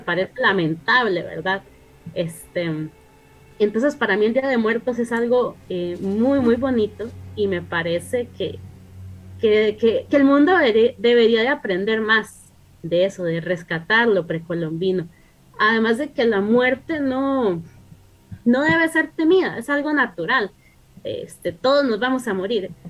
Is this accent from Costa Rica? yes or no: yes; Costa Rica; mi familia viene de México, solo que yo nací aquí en Costa Rica